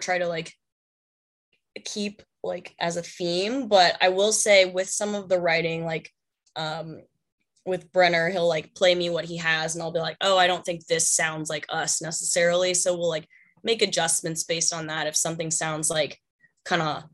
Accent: Dallas, Texas, United States; I grew up in Dallas.

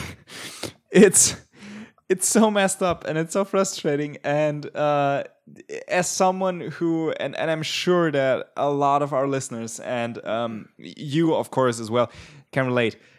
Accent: Germany

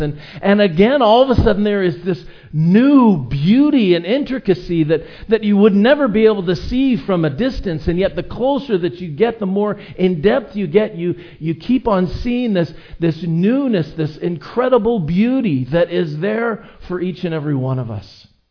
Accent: Edmonton, Alberta, Canada; now in Vancouver Island, Canada; I grew up in Edmonton, where there are very few mountains.

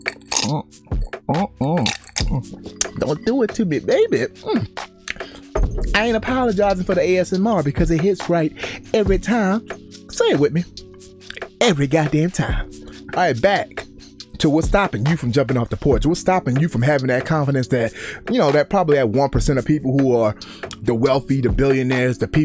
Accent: Baltimore, Maryland, United States; when I grew up in Baltimore

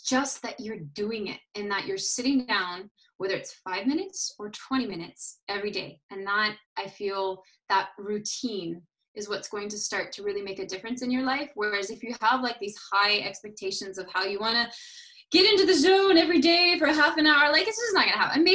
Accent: United States; also born or lived in Paris, France; back living in my home country

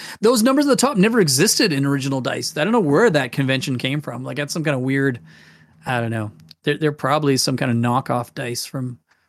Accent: United Kingdom; born there; I was born in Britain, so we come from a British heritage.

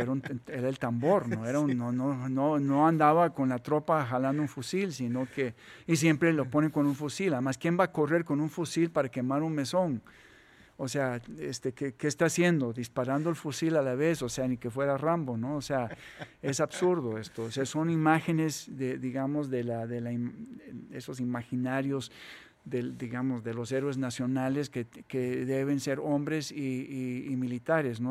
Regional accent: Costa Rica; somos ticos

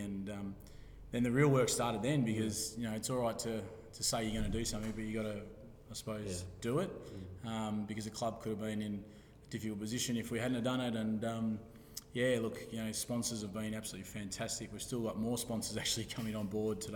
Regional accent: Australia; I've grown up in the area

